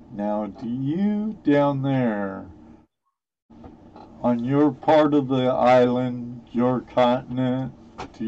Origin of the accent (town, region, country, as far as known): Southern California, United States; born or raised there; also born or lived in Washington State; now in Ohio, United States